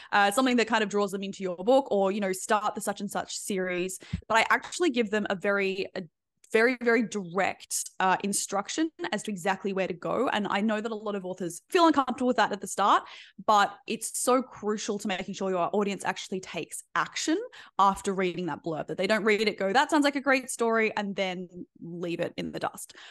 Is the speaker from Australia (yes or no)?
yes; Australia; being Australian